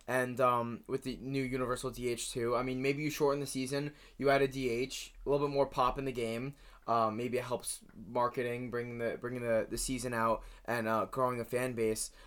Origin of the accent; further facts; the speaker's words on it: New Jersey, United States; I'm from New Jersey